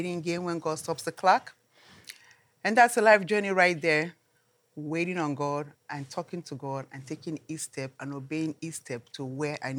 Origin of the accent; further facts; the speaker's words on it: Nigeria; moved away; I come from Nigeria